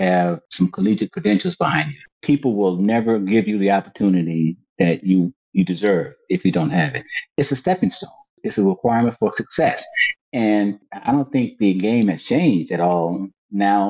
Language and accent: English; Alabama, United States; moved away as an adult; now in Washington, D.C., United States; I'm an Alabama boy. Bama boy.